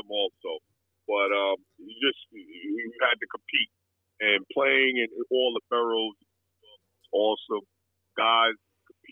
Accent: New York City, New York, United States; I'm a New Yorker from Queens

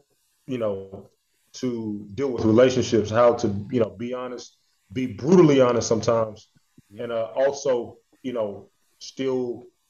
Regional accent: Montgomery, Alabama, United States; growing up in Montgomery, Alabama, growing up in the South period

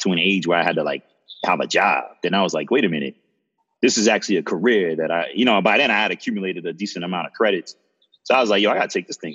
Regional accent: Plainfield, New Jersey, United States; also born or lived in East Orange, New Jersey / Bahamas (ancestry); I was born in Jersey, East Orange, but then lived in Plainfield mostly for my youth

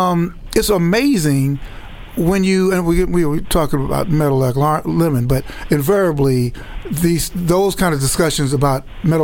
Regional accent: Chicago, Illinois, United States; growing up in Chicago again, I grew up on 78th and Calumet.

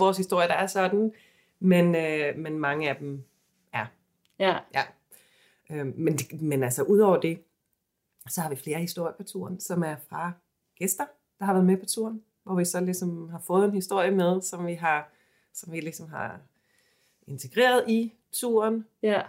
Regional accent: Sweden; now in Copenhagen, Denmark; jeg kommer fra Sverige

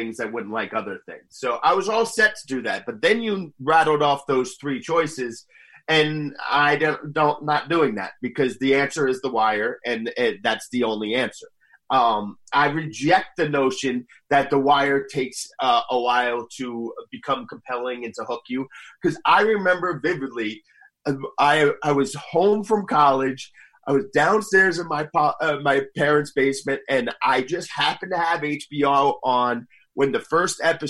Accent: Northern New Jersey, United States; I am from Northern New Jersey

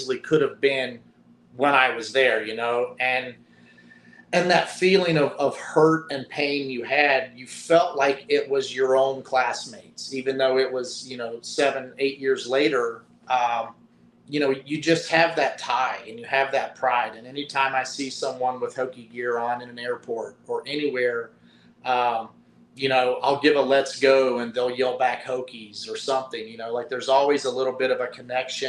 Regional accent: the mountains of Virginia, United States; accent: strong drawl; I grew up in the mountains of Virginia where, you know, everybody said y'all

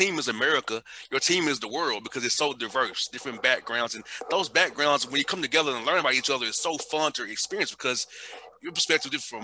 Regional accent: Atlanta, Georgia, United States; I grew up in Atlanta, all black neighborhood, very poor neighborhood

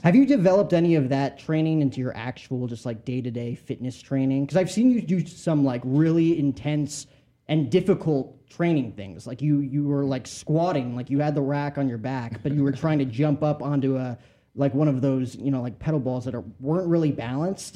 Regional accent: New Jersey, United States; I grew up in Jersey, so not that far from you.

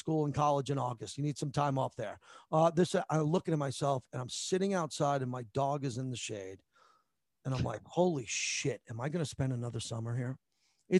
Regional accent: Massapequa, New York, United States; also born or lived in San Francisco / San Diego; now in Las Vegas, United States; I'm from Massapequa, Long Island

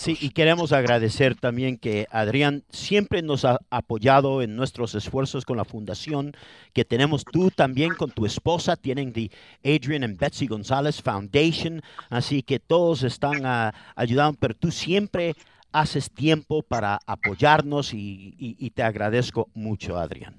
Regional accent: Ecuador; now in Los Angeles, United States; yo no soy mexicano, soy ecuatoriano

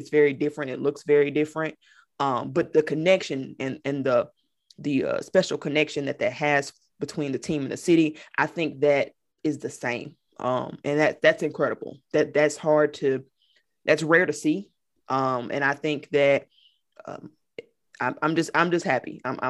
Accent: Memphis, Tennessee, United States; I'm from Memphis

